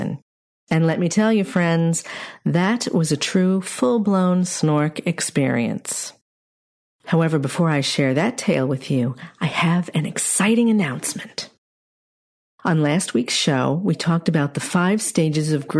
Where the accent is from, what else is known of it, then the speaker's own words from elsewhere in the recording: New York's Capital District, United States; I grew up in New York's Capital District